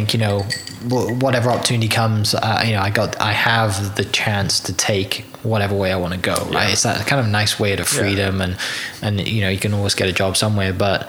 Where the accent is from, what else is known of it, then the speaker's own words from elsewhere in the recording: Wales, United Kingdom; I mean, I'm a Welsh guy who hosts a podcast about Oklahoma, as you can tell.